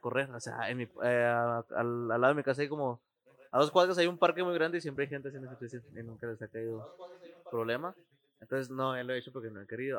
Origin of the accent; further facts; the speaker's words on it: Ciudad Juárez, Chihuahua, Mexico; los que somos de aquí, de Ciudad Juárez